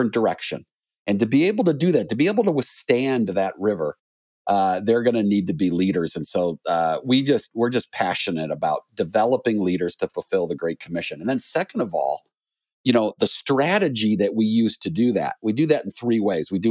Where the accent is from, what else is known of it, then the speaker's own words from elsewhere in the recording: Chicago, Illinois, United States; I grew up in Chicagoland